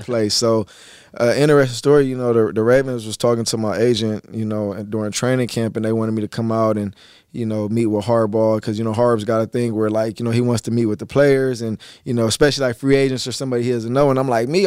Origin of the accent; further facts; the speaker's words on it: California, United States; I was born in Cali, and they ended up raising me in Cali